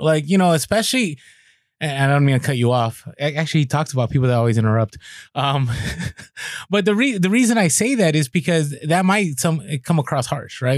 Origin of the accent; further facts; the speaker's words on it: San Francisco, California, United States; moved away as an adult; also born or lived in Midwest; I grew up in, in San Francisco and I grew up in the Mission